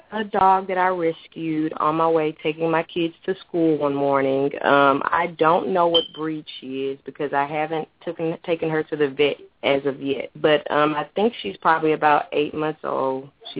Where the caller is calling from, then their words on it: Mobile, Alabama, United States; I'm calling from Mobile, Alabama.